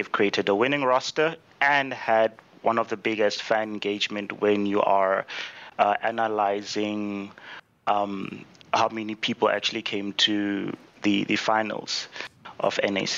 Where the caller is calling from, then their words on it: South Africa; I'm calling from South Africa.